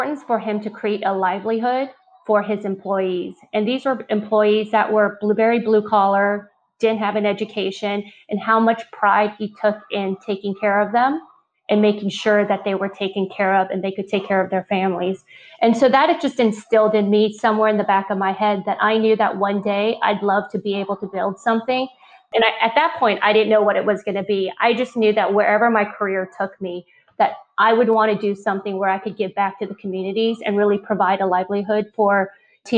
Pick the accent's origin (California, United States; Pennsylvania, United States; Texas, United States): California, United States; Lafayette; moved away as an adult; also born or lived in Taiwan / Moraga, California / San Diego, California; now in Los Angeles, United States; we immigrated over to Northern California in a little town called Moraga in the East Bay. We moved eventually to the town next to us called Lafayette, and grew up in NorCal